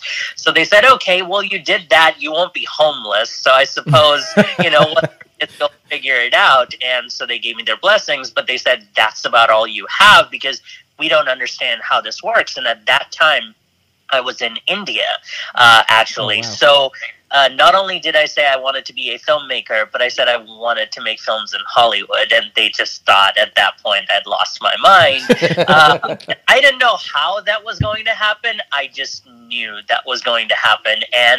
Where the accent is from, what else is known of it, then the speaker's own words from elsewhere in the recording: England, United Kingdom; born there; but I'm actually British. I was born in England and sort of grew up all over the world.